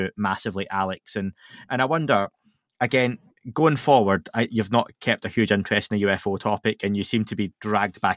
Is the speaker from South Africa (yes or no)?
no; Scotland, United Kingdom; I'm Scottish